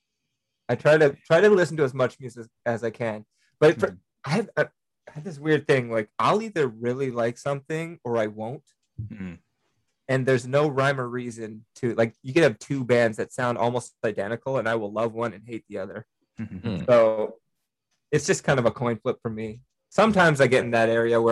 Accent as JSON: {"language": "English", "region": "British Columbia", "country": "Canada", "said": "a Canadian musician"}